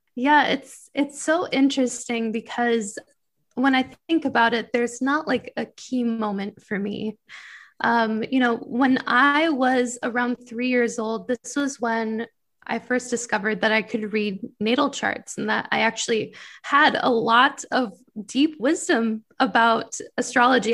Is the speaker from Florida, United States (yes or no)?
no; Michigan, United States; moved away; I'm from Michigan originally